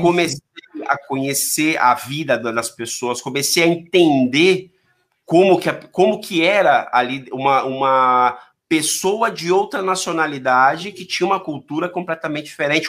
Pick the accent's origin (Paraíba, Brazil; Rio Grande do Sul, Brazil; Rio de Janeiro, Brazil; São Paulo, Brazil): São Paulo, Brazil; Eu sou daqui, eu sou da, aqui é de São Paulo aqui, não sei se conhece a Zona Leste, mas são aqueles moleque folgado da Zona Leste